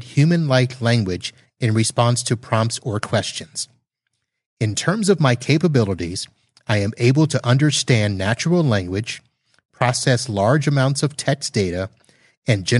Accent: Satellite Beach, Florida, United States; moved away; my hometown of Satellite Beach, Florida

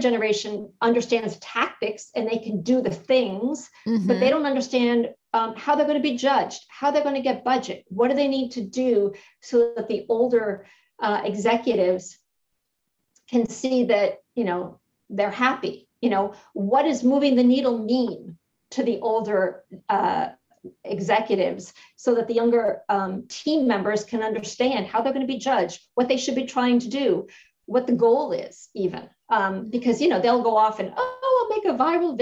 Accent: Connecticut, United States; moved away as an adult; also born or lived in New York / Fairfield, Connecticut; now in Fort Lauderdale, United States; I had lived in New England my entire life. I grew up in Connecticut

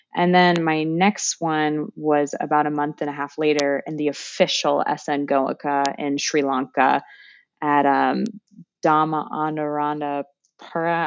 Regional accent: California, United States; moved away as an adult; also born or lived in France / Calais, France / Cambodia; now in Des Moines, United States; I'm from California

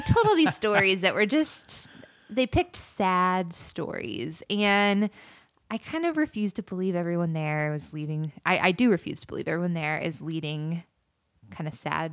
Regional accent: near The Villages, Florida, United States; I grew up right outside of the villages

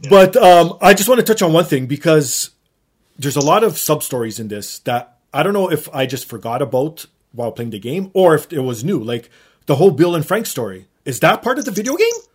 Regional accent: Canada; as a Canadian

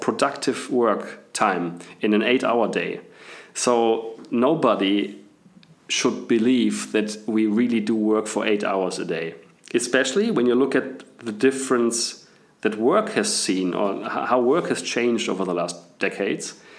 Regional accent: Bielefeld, North Rhine-Westphalia, Germany; English is a second language; moved away as an adult; also born or lived in England / Munich / Australia; I was born and raised in Bielefeld in Germany, so I'm apparently I'm German.

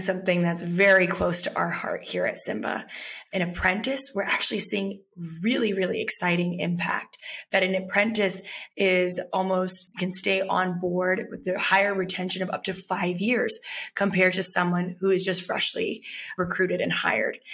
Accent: Texas, United States; growing up in texas

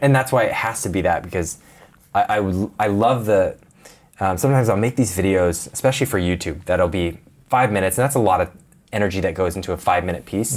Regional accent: Portland, Oregon, United States; moved away as an adult; Portland, Oregon. Grew up on a little farm area

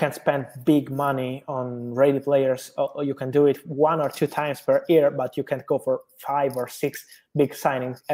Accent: Italy; I am from Italy

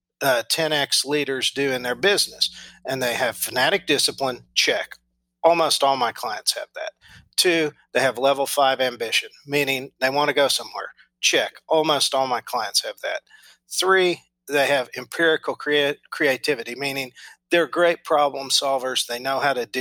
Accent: Enid, Oklahoma, United States; live in my hometown, which is Enid, Oklahoma, which is just an overgrown prairie town.

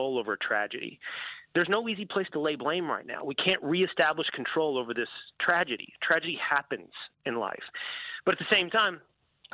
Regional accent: Texas, United States; I'm from Texas, and I readily own up to all of my Texas-based biases

